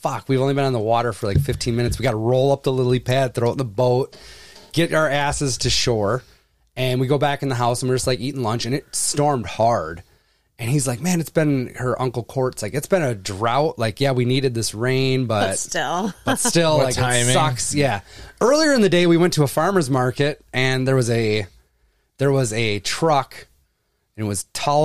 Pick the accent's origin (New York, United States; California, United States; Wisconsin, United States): Wisconsin, United States; because I'm from Wisconsin